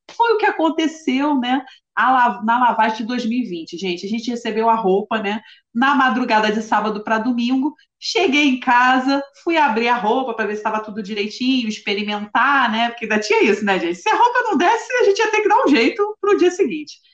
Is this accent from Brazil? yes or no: yes; Bahia, Brazil; Como baiana, gente, a gente sempre tem a lavagem, né?